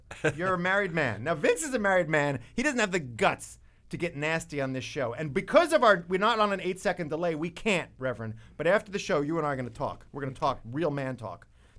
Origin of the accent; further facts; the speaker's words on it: New York, United States; I go New Yorker first.